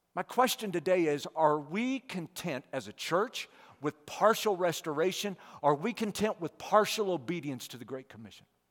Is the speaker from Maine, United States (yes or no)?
no; St. Louis County, Missouri, United States; moved away as an adult; also born or lived in India; we all grew up within about six miles of each other. Uh, so we're all from Saint Louis County